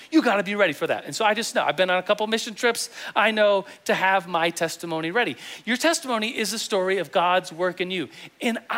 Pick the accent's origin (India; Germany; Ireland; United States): Germany; And I, uh, I grew up in Germany. I was an Air Force kid. My dad's in the Air Force.